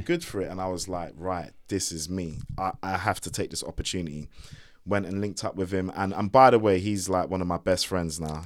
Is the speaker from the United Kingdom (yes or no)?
yes; London, United Kingdom; moved away as an adult; also born or lived in Shepherd's Bush; now in Windsor, United Kingdom; I wasn't from Croydon and I wasn't from, you know, I was from Hammersmith